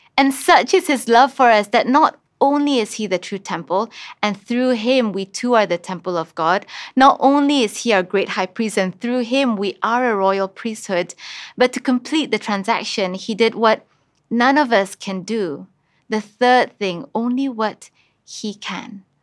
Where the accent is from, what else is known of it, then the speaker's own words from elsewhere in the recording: Kuching, Sarawak, Malaysia; I grew up in Kuching